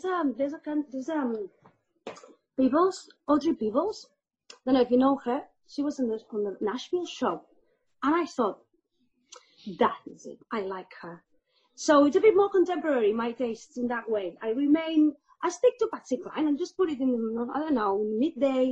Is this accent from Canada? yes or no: no; Spain; I'm from Spain